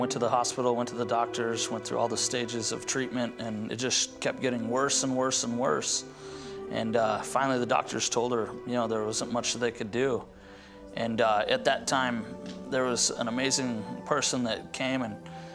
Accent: Grand Junction, Colorado, United States; I grew up in Grand Junction, Colorado

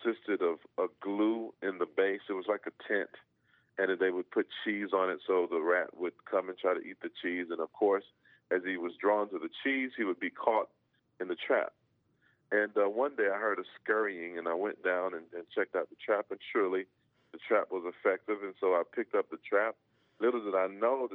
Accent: Georgia, United States; when I grew up in Georgia, you know, we had big homes

